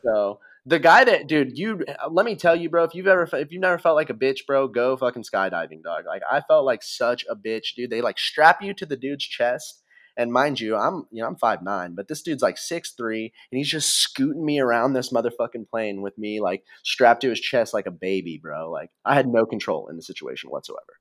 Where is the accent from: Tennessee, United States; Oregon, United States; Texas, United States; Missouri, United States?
Missouri, United States; growing up in Missouri, we used to jump in the, into the quarry